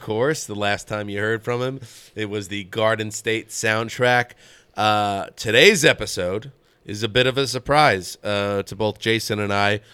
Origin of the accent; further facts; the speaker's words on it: United States; moved away as an adult; I grew up in the Northeast, in the suburbs, outside New York.